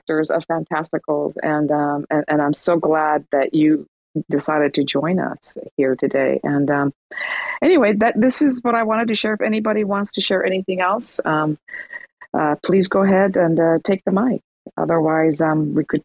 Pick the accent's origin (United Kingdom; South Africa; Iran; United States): Iran; moved away; I'm from Iran